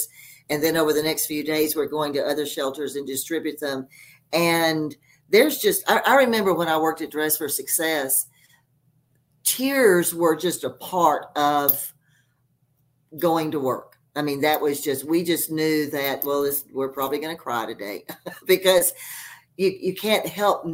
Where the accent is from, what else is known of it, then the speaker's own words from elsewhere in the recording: Texas, United States; now in Colorado, United States; I'm from Texas and I hated Texas